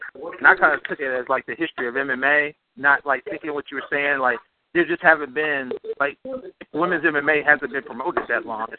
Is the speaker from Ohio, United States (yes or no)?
yes; Cleveland, Ohio, United States; Cleveland-born and raised, Buckeye-born and bred.